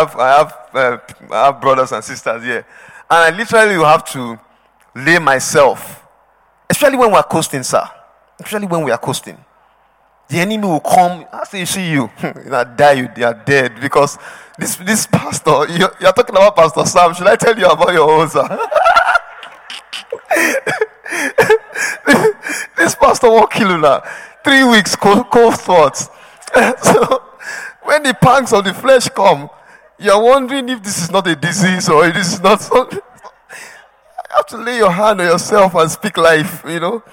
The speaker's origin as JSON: {"language": "English", "region": "Edo", "country": "Nigeria", "moved": "yes", "said": "I'm from Edo State."}